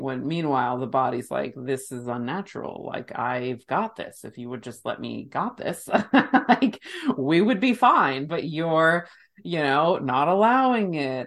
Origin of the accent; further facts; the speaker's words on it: United States; my human body was born and raised in the United States